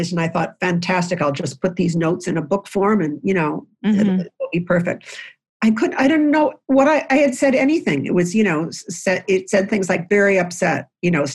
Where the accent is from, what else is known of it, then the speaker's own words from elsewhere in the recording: Lewiston, New York, United States; I grew up in a house in Lewiston, New York, which is on the Niagara River connecting to Canada. And I grew up in the New York side